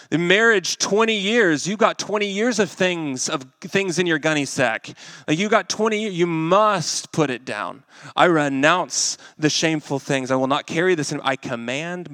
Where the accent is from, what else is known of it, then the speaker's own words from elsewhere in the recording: Arkansas, United States; now in Kansas City, United States; I'm from Arkansas